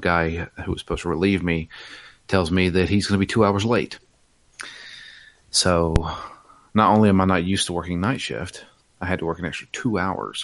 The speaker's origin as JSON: {"language": "English", "region": "the South", "country": "United States", "tie": "born or raised there", "said": "I was born in the South. I was raised in the South"}